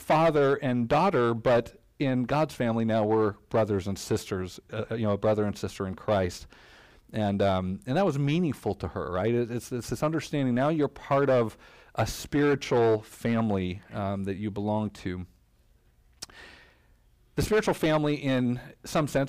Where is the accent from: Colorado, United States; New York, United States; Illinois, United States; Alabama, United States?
Colorado, United States; Denver; moved away as an adult; now in Kalamazoo, United States; I'm from Denver, Colorado